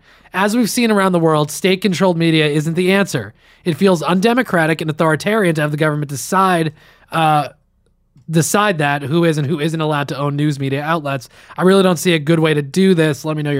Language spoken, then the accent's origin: English; Westwood, New Jersey, United States; where I grew up in Westwood.